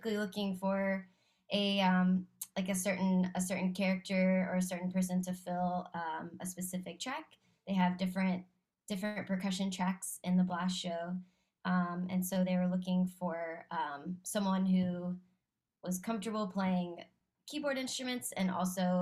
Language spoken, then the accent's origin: English; Texas, United States; I grew up in Texas